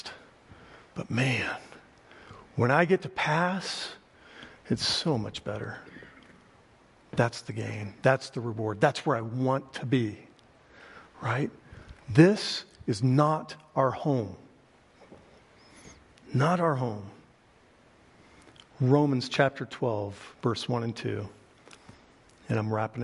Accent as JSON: {"language": "English", "region": "Oklahoma", "country": "United States", "said": "I'm from Oklahoma"}